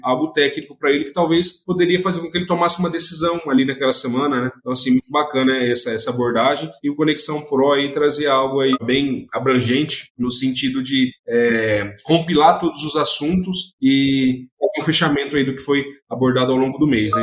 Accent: Nova Esperança, Paraná, Brazil; sou natural lá do Paraná, de uma cidade chamada Nova Esperança, fica ali próximo a Maringá, Londrina

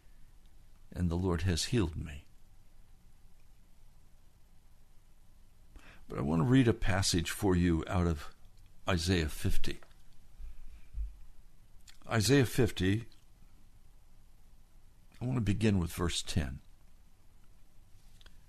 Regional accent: United States; My orientation as an American

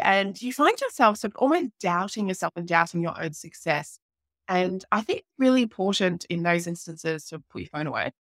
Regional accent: Townsville, Queensland, Australia; my hometown where I'm living now, which is up in, uh, North Queensland in Townsville

